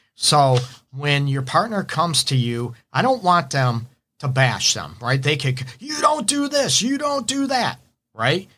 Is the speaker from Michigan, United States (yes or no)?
yes; Detroit, Michigan, United States; I'm actually from, uh, Detroit. I'm in Metro Detroit, my offices in Southfield.